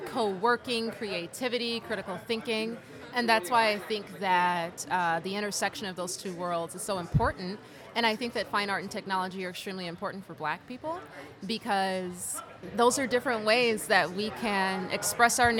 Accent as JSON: {"language": "English", "town": "Los Angeles", "region": "California", "country": "United States", "said": "I'm from Los Angeles. I live and work in Los Angeles"}